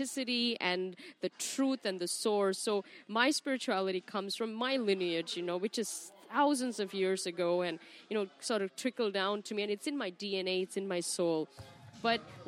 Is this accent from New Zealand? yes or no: no; India; now in Los Angeles, United States; I'm Indian